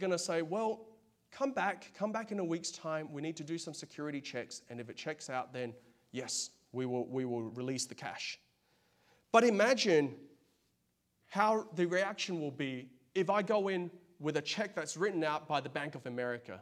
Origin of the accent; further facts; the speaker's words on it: Australia; now in United States; I'm from Australia